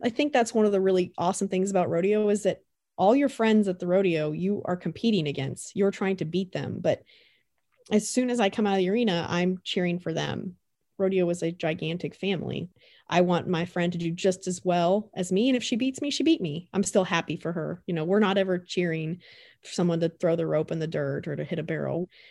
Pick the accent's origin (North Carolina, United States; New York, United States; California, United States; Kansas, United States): Kansas, United States; Colony; also born or lived in Greeley, Kansas; I grew up in Anderson County around Colony, Kansas